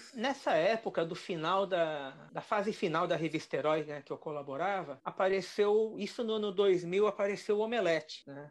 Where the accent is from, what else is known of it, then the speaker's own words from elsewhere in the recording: Brazil; somos do Brasil.